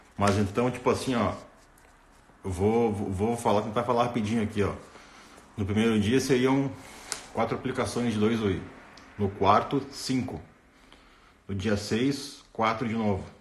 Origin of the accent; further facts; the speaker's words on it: Rio Grande do Sul, Brazil; sou, sou do Rio Grande do Sul, cara, sou gaúcho